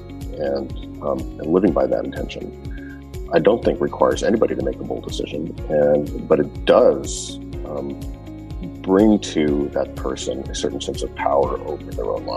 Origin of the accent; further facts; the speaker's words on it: Canada; I grew up in Canada